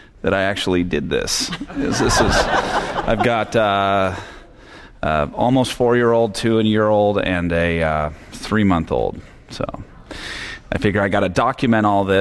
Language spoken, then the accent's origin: English; San Francisco Bay Area, California, United States; I grew up in the San Francisco Bay Area